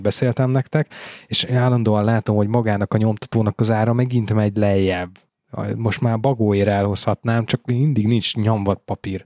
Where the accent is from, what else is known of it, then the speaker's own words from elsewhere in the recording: Veszprém County, Hungary; én ugye Veszprém megyei vagyok, tehát nekünk a Veszprém megyei napló járt